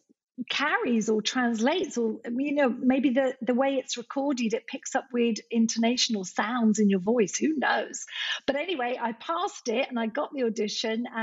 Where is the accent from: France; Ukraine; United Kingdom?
United Kingdom; Scotland; moved away; I'm Scottish by birth